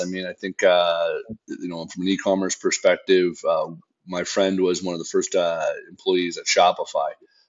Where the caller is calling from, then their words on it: north of Toronto, Ontario, Canada; also born or lived in British Columbia; Calling in from just north of Toronto, Ontario, in Canada.